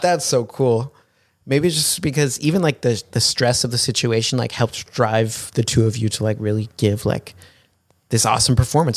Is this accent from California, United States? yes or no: yes; San Diego, California, United States; now in Los Angeles, United States; I was born in San Diego, and now I'm up in L